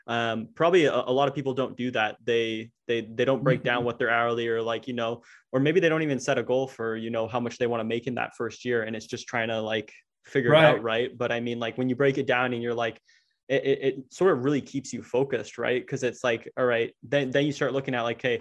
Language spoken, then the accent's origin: English; Ottawa, Ontario, Canada; I'm from Ottawa, Canada